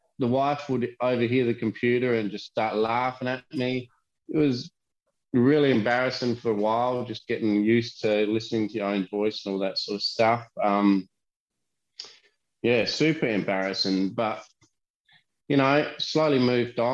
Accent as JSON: {"language": "English", "country": "Australia"}